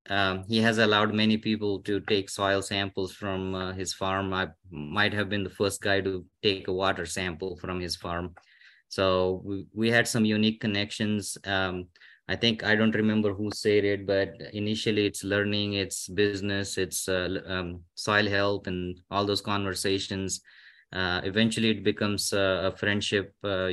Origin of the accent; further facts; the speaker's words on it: India; moved away as an adult; now in United States; I came from India in 2007, and my new growth started as a learner here in the US.